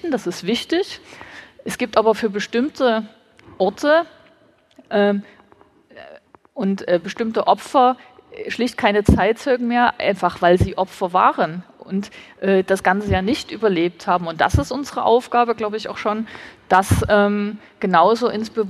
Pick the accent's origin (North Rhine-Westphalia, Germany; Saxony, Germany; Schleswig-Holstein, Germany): Saxony, Germany; Dresden; Ich bin gebürtige Dresdnerin. Als ich Kind war, war dieser Ort hier eine Wiese mit einem Ruin, also mit einem Steinhaufen als Mahnmal.